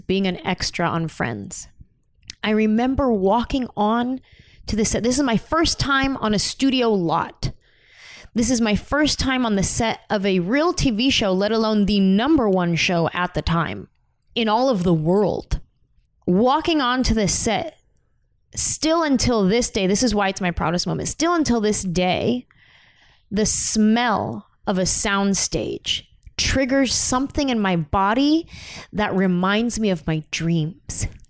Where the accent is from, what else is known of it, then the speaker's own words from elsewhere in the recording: San Jose, California, United States; moved away as an adult; now in Los Angeles, United States; I grew up in San Jose, Mexican and Native American family, mostly Mexican American